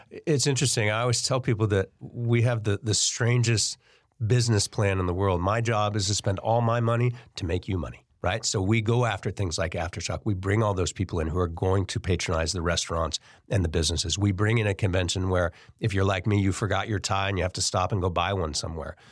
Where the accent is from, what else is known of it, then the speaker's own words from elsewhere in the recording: Davis, California, United States; also born or lived in Bay Area; now in Sacramento, United States; I grew up in Davis, but I moved to the Bay Area when I was fifteen